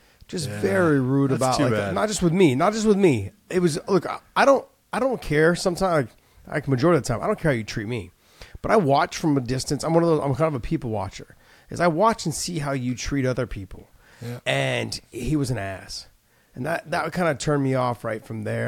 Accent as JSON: {"language": "English", "area": "Bay Area", "region": "California", "country": "United States", "tie": "born or raised there", "said": "I grew up in the Bay Area"}